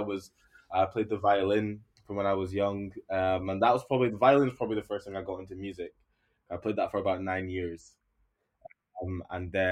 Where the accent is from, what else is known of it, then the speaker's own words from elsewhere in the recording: Aberdeen, Scotland, United Kingdom; I was born in Scotland. My parents got over here